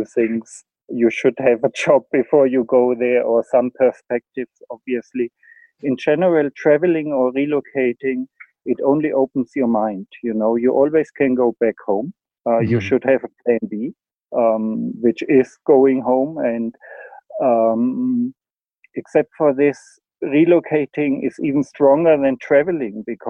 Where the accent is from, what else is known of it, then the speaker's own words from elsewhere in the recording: Germany; moved away as an adult; also born or lived in Spain; now in South Africa; my home country, Germany